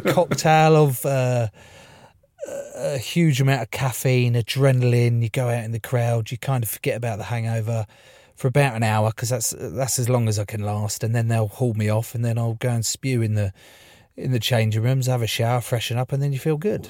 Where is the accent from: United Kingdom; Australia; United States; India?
United Kingdom; East Sussex, South East England; I grew up in East Sussex, a little town in East Sussex